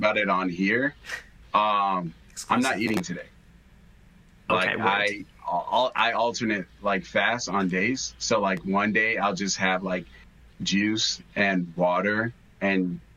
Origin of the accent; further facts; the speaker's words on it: Chicago, Illinois, United States; I'm born and raised Chicago